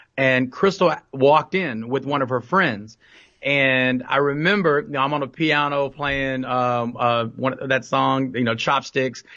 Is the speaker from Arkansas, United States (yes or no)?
no; Fort Worth, Texas, United States; also born or lived in San Jose, California; I'm from Fort Worth, Texas, uh, born and raised, um, on the east side of Fort Worth